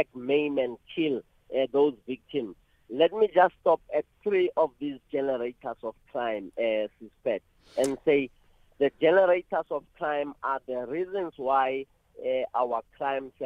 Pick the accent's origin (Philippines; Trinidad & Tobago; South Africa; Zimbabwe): South Africa; Bekkersdal, Gauteng; where I was born and bred in Bekazal and all other areas